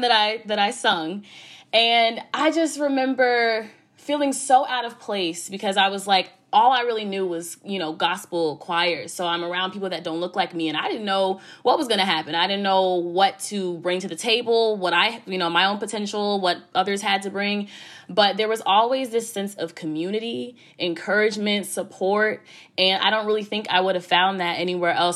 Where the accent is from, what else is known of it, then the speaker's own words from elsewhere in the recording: Chicago, Illinois, United States; I'm from the South Side